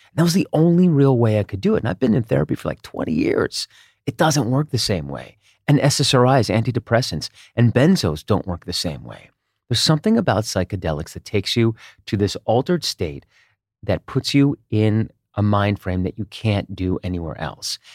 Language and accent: English; Israel; moved away; also born or lived in United States; I grew up partly in Israel, and we moved back to the U S in, in nineteen eighty-nine.